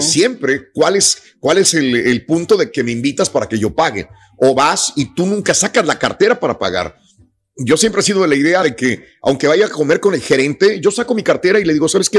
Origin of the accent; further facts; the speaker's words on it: Mexico; no soy, no soy este, más que mexicano, nací en México